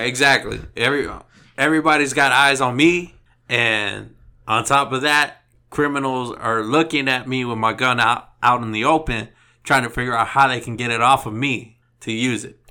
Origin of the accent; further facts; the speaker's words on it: Texas, United States; I'm from Texas